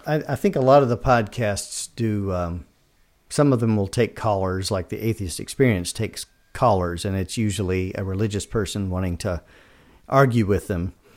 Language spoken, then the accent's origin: English; Kentucky, United States; moved away as an adult; now in Georgia, United States; I grew up in Kentucky in the sixties and seventies, uh, Southern Baptist family, uh, went to college and moved straight out of college down here to Georgia.